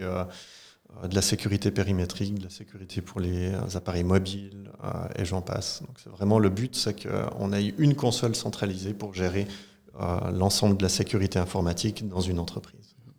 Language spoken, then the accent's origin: French; Marly, Fribourg, Switzerland; je viens de la commune de Marly, dans le canton de Fribourg, où j'ai passé euh, toute mon enfance et ma jeunesse